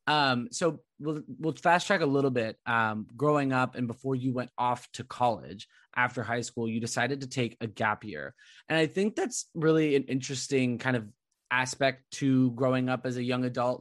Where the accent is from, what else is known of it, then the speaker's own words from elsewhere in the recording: Southern California, United States; I grew up in Southern California